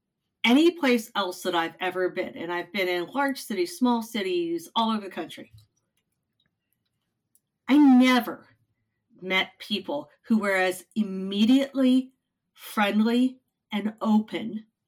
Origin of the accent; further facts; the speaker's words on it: Midwest, United States; I'm a Midwesterner.